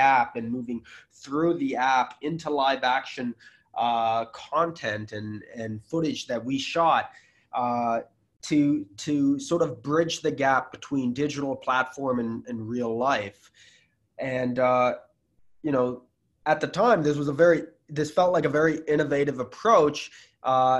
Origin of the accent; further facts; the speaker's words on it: United States; I'm American